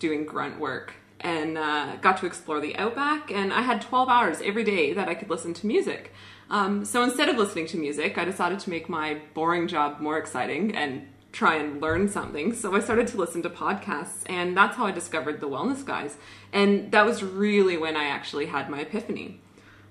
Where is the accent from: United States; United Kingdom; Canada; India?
Canada; accent: Canadian; now in Australia; I grew up in a pretty normal Canadian family, which is where my accent is from